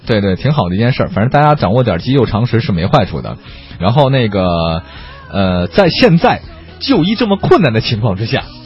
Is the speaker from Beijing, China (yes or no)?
yes; Beijing, China; 我是北京人，当然我小的时候上高中，我就一直不太喜欢北京的姑娘